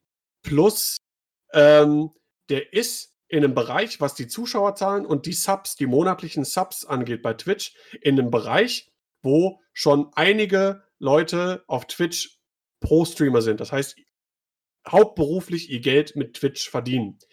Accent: Düsseldorf, North Rhine-Westphalia, Germany; ich komme ja auch aus Düsseldorf

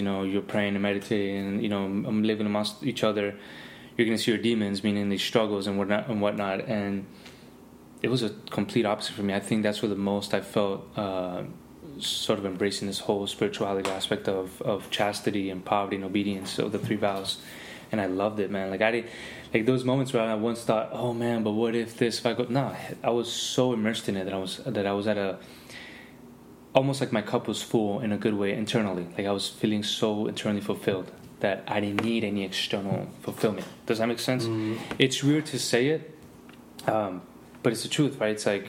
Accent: Miami, Florida, United States; also born or lived in California; Because, again, I came from Miami, had a lot of experiences out there

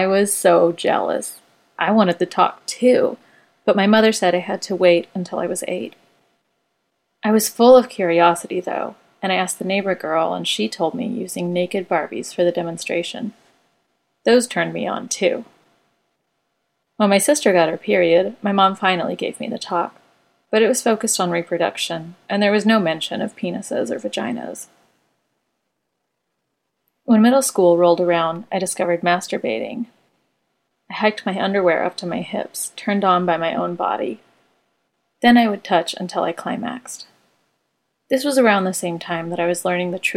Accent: Wichita, Kansas, United States; I grew up in Wichita, Kansas

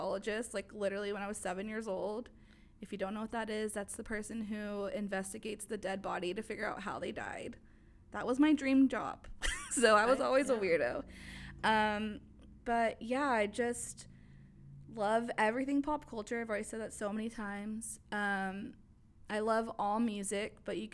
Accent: Mesquite, Texas, United States; also born or lived in Pleasant Grove, Dallas; Grew up in the suburbs of Mesquite the rest of my life

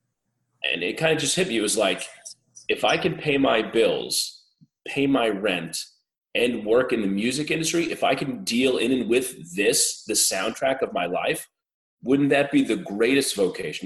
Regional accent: Mahopac, New York, United States; now in Staten Island, United States; I grew up in Putnam County, Mayapack, New York.

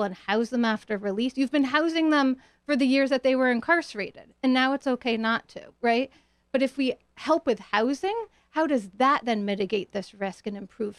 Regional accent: New Haven, Connecticut, United States; also born or lived in Boston; I grew up in New Haven, partly. And then in Boston.

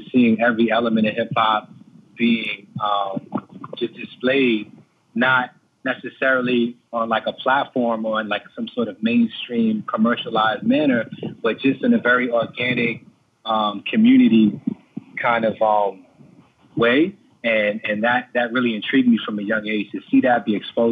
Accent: New York City, New York, United States; also born or lived in East Harlem, New York; I was born in East Harlem at Mount Sinai Hospital and raised, you know, mostly in the Bronx.

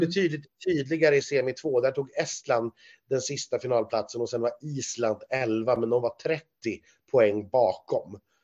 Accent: Sweden; som svensk

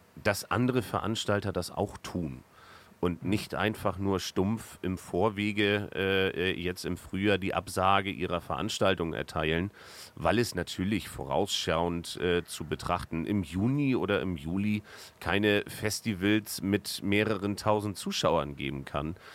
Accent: Northern Germany, Germany; als Norddeutscher

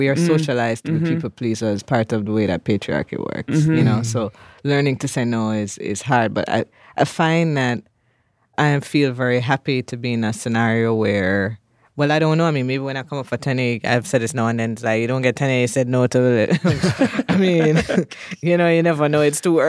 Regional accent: Jamaica; Like to say I'm from Jamaica and I'm a scholar, it would be very different if I were a white person, a white man coming from the U.S. to study, right?

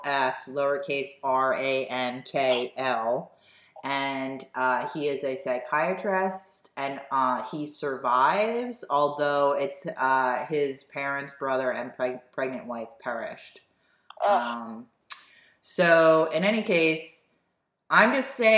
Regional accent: United States; being in America, born and raised in the United States

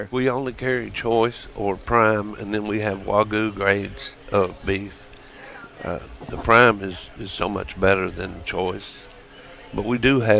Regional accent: Nashville, Tennessee, United States; East Nashville.

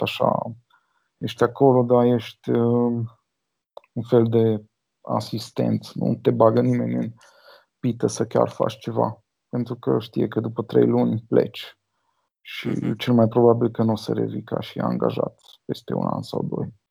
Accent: Cluj-Napoca, Cluj County, Romania; Eu sunt din Cluj și am fost la liceul de informatică

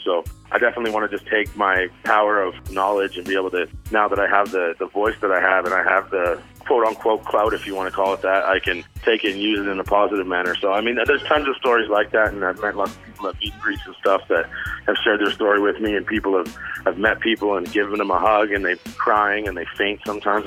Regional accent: Vancouver, British Columbia, Canada; I'm originally from Vancouver, BC, Canada

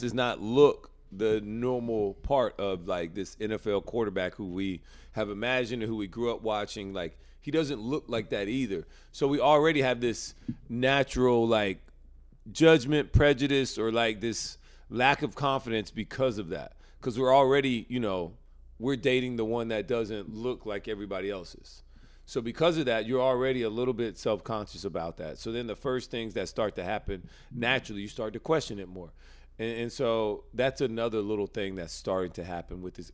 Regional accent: United States; I'm American

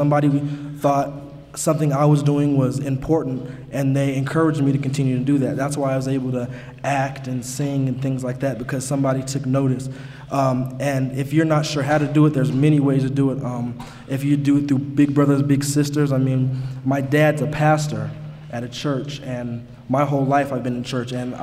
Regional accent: Albuquerque, New Mexico, United States; I'm 18 and I'm from Albuquerque

